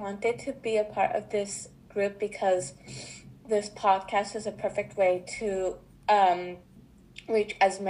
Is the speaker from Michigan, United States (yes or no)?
no; Miami, Florida, United States